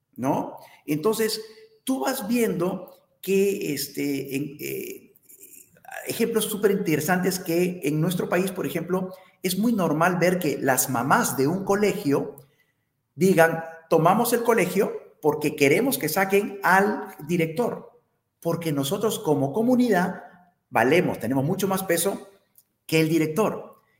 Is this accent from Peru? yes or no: yes; Peru; como peruanos